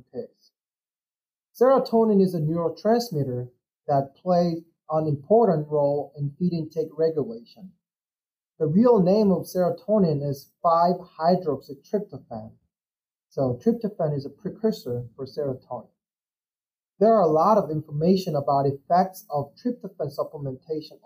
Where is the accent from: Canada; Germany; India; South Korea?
South Korea; moved away as an adult; also born or lived in Illinois, United States; I'm originally from South Korea.